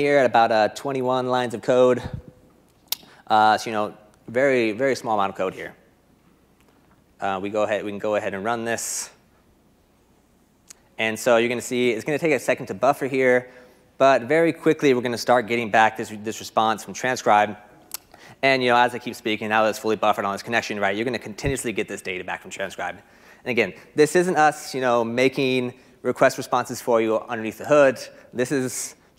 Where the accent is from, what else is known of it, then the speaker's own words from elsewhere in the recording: United States; accent: American; my boring American accent